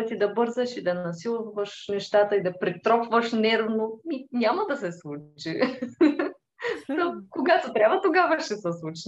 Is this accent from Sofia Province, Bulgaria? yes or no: no; Tervel, Dobrich Province, Bulgaria; now in Dobrich, Bulgaria; А, аз съм от Тервел. Това е едно малко градче до Добрич.